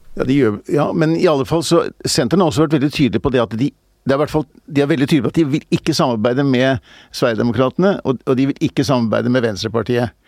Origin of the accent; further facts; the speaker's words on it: Bærum, Akershus, Norway; also born or lived in Groruddalen, Oslo; Fortsatte jeg min barndom og ungdom i, i, i, i, Bærum.